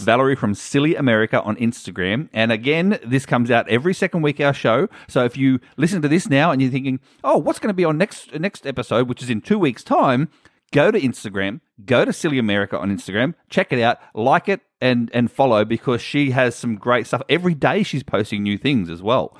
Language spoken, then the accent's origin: English; Australia; I'm from Australia